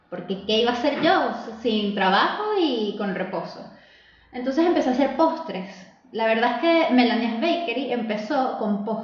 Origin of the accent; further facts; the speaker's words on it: Venezuela; moved away as an adult; also born or lived in Ireland; now in Chile; cuando salí de Venezuela